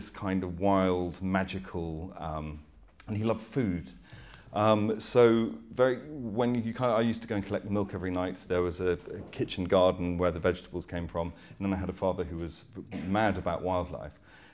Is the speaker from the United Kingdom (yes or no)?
yes; Dorset, South West England, United Kingdom; I grew up in 1972 in Dorset, which was very very rural.